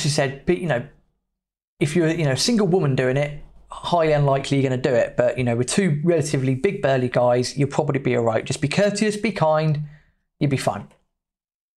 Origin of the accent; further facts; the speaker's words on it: England, United Kingdom; We felt a bit weird being English in Argentina